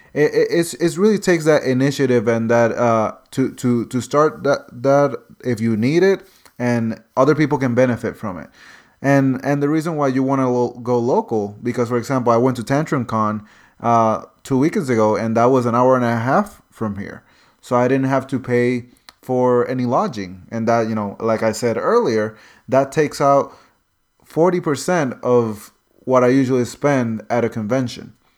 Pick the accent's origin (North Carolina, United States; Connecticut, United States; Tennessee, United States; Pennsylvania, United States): North Carolina, United States; I'm from North Carolina